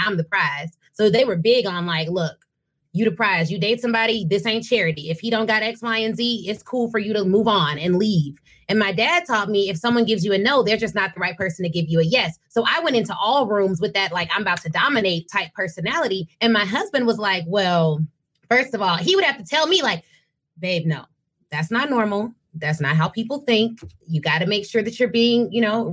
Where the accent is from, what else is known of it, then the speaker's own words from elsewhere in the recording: Flossmoor, Illinois, United States; I'm from Flossmoor